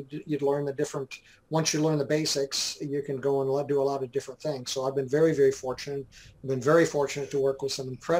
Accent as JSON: {"language": "English", "town": "Dearborn Heights", "region": "Michigan", "country": "United States", "tie": "born or raised there", "moved": "as an adult", "lives_now": "Georgetown, Texas, United States", "said": "I grew up in Michigan, lower Michigan, the Detroit area, Dearborn Heights, essentially, was mm-hmm. the name of the place that I grew up mostly."}